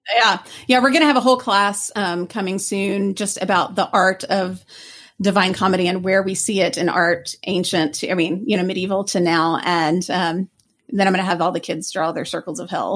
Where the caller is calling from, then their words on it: Lake Forest, Illinois, United States; I'm calling from Lake Forest, Illinois